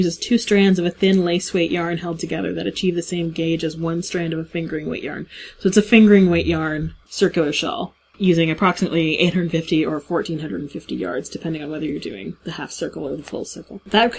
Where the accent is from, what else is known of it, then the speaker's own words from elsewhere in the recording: Hamilton, Ontario, Canada; historic Dundurn Castle in my hometown of Hamilton, Ontario.